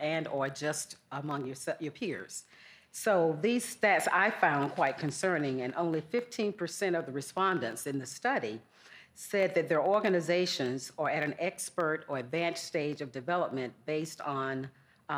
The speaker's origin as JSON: {"language": "English", "region": "Georgia", "country": "United States", "tie": "born or raised there", "accent": "Southern", "said": "I grew up in Georgia, if you haven't picked up on my Southern accent"}